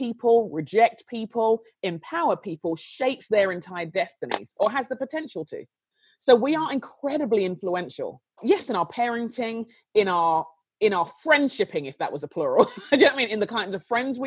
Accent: London, United Kingdom; I grew up in London in a very tense time

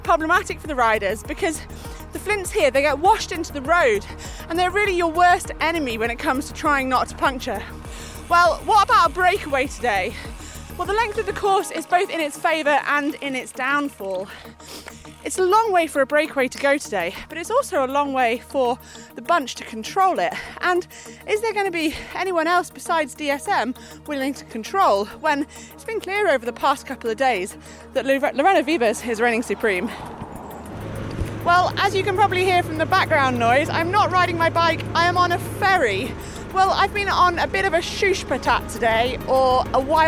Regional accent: Yorkshire and the Humber, United Kingdom; As a Yorkshire woman

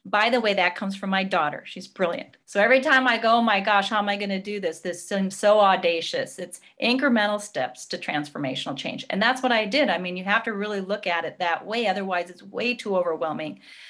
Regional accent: Minneapolis, Minnesota, United States; Yes, I was, and I'm proud to be from Minnesota, and my roots are agriculture. That's what we do here.

